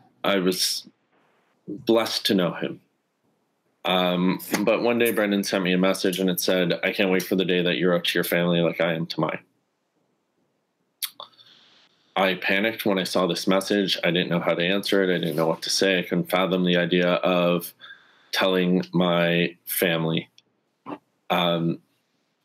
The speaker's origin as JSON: {"language": "English", "town": "Sudbury", "region": "Ontario", "country": "Canada", "said": "the community I'm from Sudbury"}